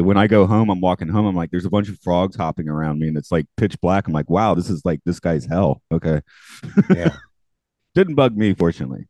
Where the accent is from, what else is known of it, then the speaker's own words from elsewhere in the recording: Atlanta, Georgia, United States; I'm from Atlanta